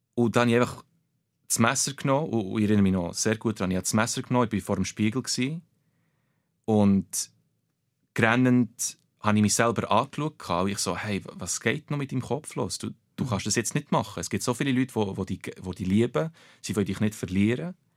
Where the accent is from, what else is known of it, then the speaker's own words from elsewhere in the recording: Bernese Oberland, Switzerland; German is a second language; Aber ich bin im Berner Oberland aufgewachsen, bin dort geboren